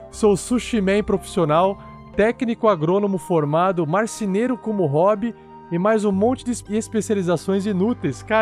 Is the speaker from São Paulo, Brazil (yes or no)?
yes; Santo André, São Paulo, Brazil; now in Uberlândia, Brazil; tenho 24 anos, sou natural de Santo André, São Paulo, mas moro em Uberlândia, Minas Gerais, há 12 anos.